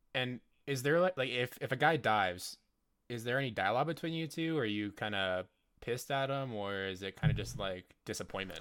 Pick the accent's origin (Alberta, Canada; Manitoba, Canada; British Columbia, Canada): Alberta, Canada; Calgary; I'm from Calgary